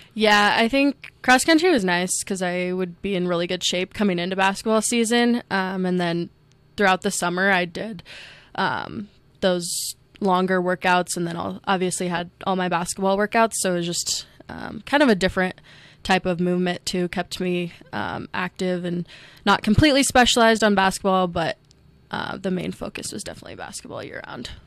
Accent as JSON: {"language": "English", "town": "Ames", "region": "Iowa", "country": "United States", "tie": "born or raised there", "moved": "yes", "lives_now": "Rapid City, United States", "said": "I grew up in Ames, Iowa, um, with my parents and two older brothers"}